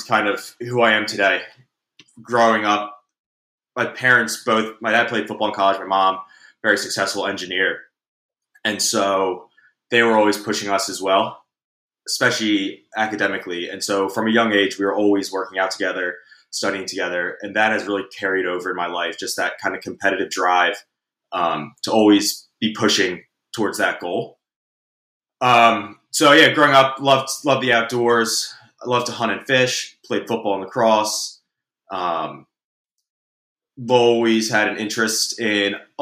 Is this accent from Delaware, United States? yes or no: yes; Wilmington, Delaware, United States; I'm from Wilmington, Delaware.